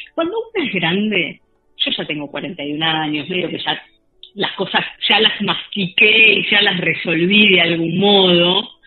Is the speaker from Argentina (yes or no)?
yes; Argentina